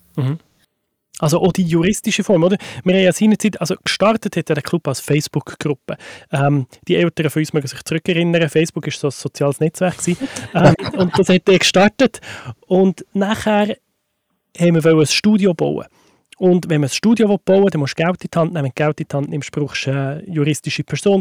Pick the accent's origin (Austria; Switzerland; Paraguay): Switzerland; bei uns in der Schweiz